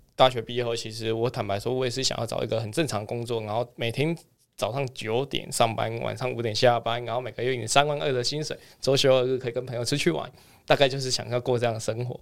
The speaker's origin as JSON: {"language": "Chinese", "region": "Kaohsiung", "country": "Taiwan", "said": "我是来自于高雄"}